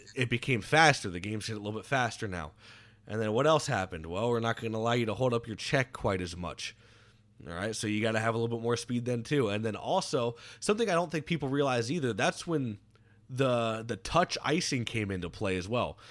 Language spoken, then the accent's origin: English; Florida, United States; growing up in Florida